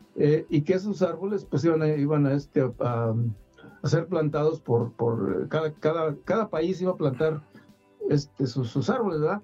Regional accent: Iramuco, Guanajuato, Mexico; mi pueblo

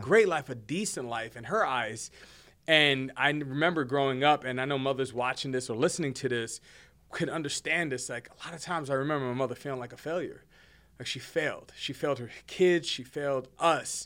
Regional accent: Hoboken, New Jersey, United States; also born or lived in Bronx, New York; now in Fort Worth, United States; born and raised in Jersey. I'm a Jersey boy

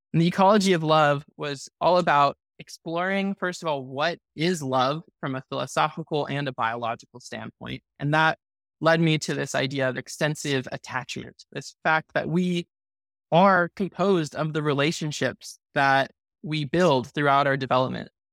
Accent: Santa Cruz, California, United States; now in Los Angeles, United States; my hometown in Santa Cruz

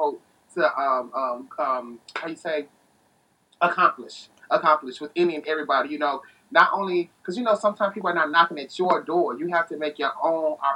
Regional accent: Tennessee, United States; also born or lived in Chicago, Illinois; now in Phoenix, United States; I was raised in Chicago. I was born in Chicago. I was raised in Tennessee

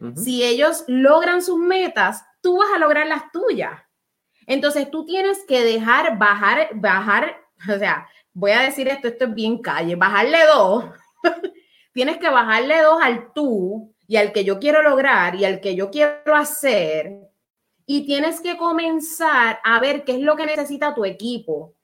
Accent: Puerto Rico; Somos boricuas

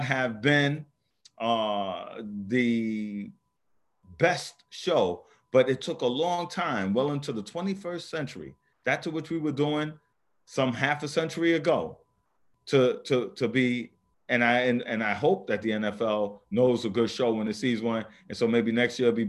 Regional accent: New York City, New York, United States; I grew up in the South Bronx

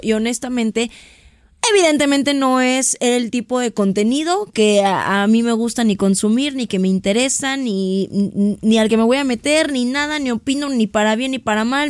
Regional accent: Mexico; como mexicanos

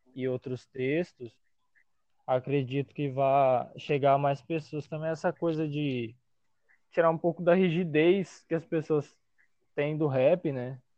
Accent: Várzea Grande, Mato Grosso, Brazil; Sou de Varza Grande

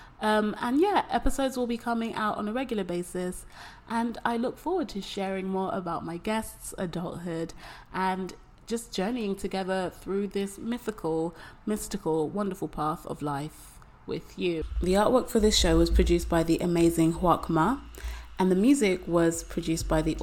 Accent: London, United Kingdom; moved away as an adult; now in Taipei, Taiwan; I'm 25 and I am from London. I live in Taipei

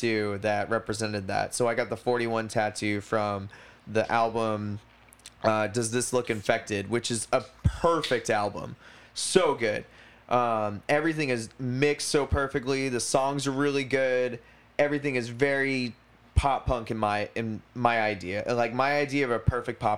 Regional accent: United States; I'm very American

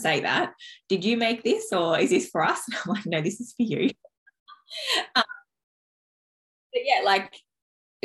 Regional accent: Dubbo, New South Wales, Australia; I grew up in Dubbo, which is like in the country in New South Wales

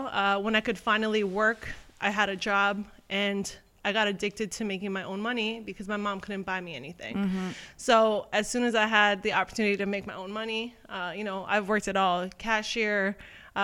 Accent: Toronto, Ontario, Canada; I'm from Toronto

